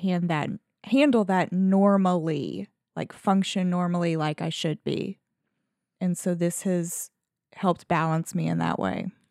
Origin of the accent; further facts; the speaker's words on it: Southern, United States; accent: Southern; I get more Southern in my accent